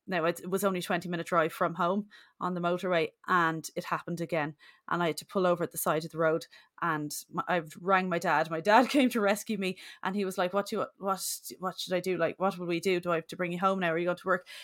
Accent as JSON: {"language": "English", "town": "Bray", "region": "County Wicklow", "country": "Ireland", "moved": "yes", "said": "I'm from Bray, County Wicklow originally"}